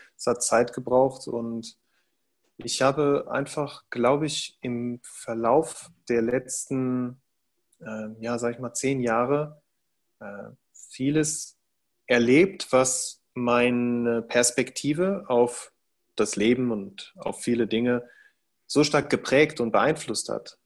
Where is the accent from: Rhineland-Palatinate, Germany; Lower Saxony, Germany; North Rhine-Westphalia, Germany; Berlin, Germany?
North Rhine-Westphalia, Germany; Cologne; ich bin Deutscher, ich bin hier äh, zur Welt gekommen, ich bin hier geboren, ich bin hier aufgewachsen